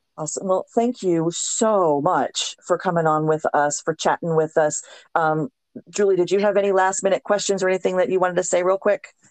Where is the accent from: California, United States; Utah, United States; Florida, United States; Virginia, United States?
Florida, United States; South; moved away; also born or lived in Louisiana; I grew up in South Florida